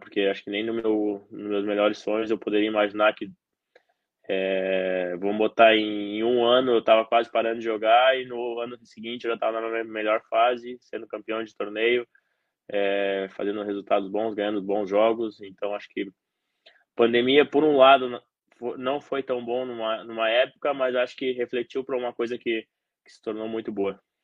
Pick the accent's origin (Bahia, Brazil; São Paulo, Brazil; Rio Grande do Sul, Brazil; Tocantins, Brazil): Rio Grande do Sul, Brazil; Santa Cruz do Sul; eu nasci no Rio Grande do Sul, no interior do Rio Grande do Sul, em Santa Cruz do Sul